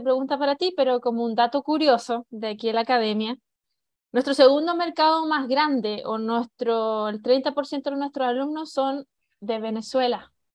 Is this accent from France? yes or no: no; Chile; moved away; yo ya también llevo 20 años de, afuera de Chile, pero cada vez que voy a Chile